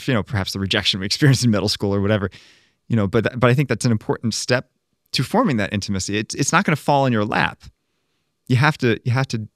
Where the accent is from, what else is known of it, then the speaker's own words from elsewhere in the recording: Maryland, United States; growing up in Maryland